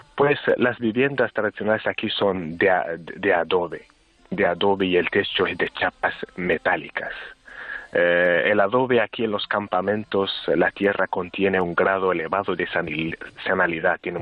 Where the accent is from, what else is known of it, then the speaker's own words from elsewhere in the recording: Sahrawi refugee camps, Tindouf, Algeria; yo nací aquí en los campamentos, nací y crecí en los campamentos